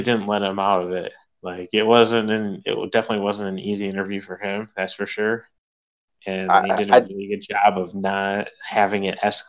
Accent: Chicago, Illinois, United States; now in Rockford, United States; growing up in Chicago and going to multiple games for the Chicago Wolves

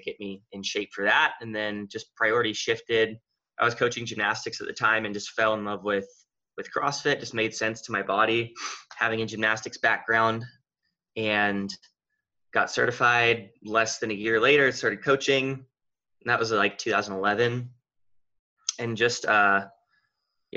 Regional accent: Redmond, Oregon, United States; also born or lived in Texas; I've lived in Redmond, Oregon almost my whole life. I was born in Texas, but we moved here when I was like 3. So basically my whole life has been here in Oregon.

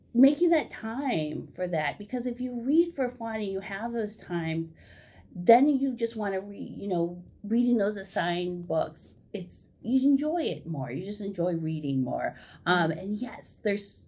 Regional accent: Ohio, United States; moved away as an adult; also born or lived in Madison, Wisconsin; now in Oregon, Wisconsin, United States; I'm originally from Ohio, and I came here for school

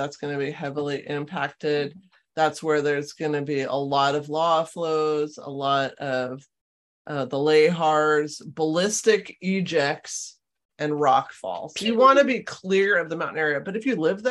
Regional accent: California, United States; moved away as an adult; now in Washington, United States; growing up in California

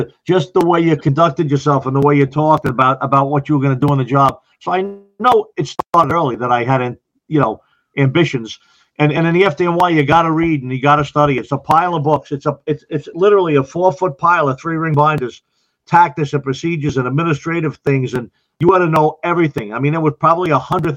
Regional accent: Long Island, New York, United States; moved away as an adult; also born or lived in Ocala, Florida; now in Orange County, New York, United States; When I grew up in Long Island, I was in the volunteers

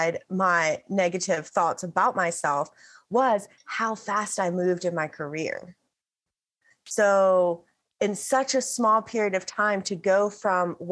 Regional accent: the Bible Belt, United States; The section of America that I live in is referred to as the Bible Belt. The town, my hometown, is referred to as the buckle of the Bible Belt

